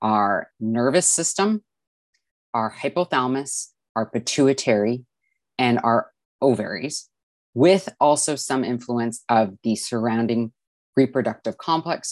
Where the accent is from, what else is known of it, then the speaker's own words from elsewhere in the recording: Vancouver, British Columbia, Canada; I'm from Vancouver, British Columbia, Canada